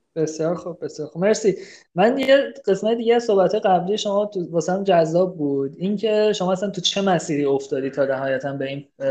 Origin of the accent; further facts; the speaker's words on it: Tabriz, East Azerbaijan, Iran; من خودم تبریزی هم